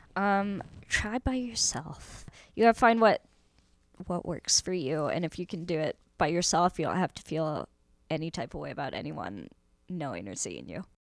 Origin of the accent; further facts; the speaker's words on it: San Francisco, California, United States; I grew up in San Francisco